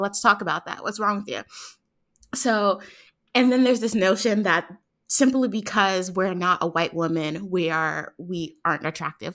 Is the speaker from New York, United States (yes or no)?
yes; New York City, New York, United States; now in Atlanta, United States; I was born and raised in Harlem, but I live in Atlanta